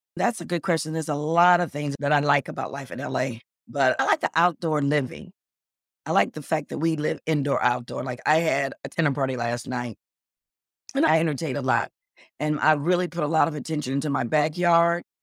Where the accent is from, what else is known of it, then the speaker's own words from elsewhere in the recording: Cleveland, Ohio, United States; also born or lived in New York; now in Los Angeles, United States; I grew up in Cleveland, Ohio, and then I lived in New York